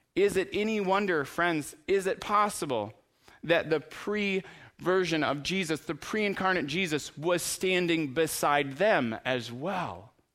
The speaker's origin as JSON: {"language": "English", "country": "United States", "said": "we're from America"}